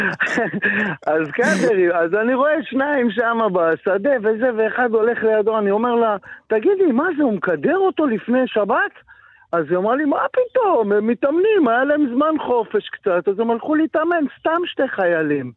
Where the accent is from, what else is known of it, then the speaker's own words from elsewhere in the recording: Metula, Northern District, Israel; moved away as an adult; also born or lived in Tel Aviv; גדלתי במטולה